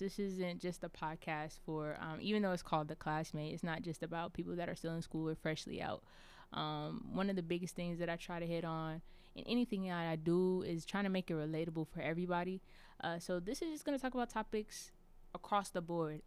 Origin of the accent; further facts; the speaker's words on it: Charlotte, North Carolina, United States; I'm from Charlotte, North Carolina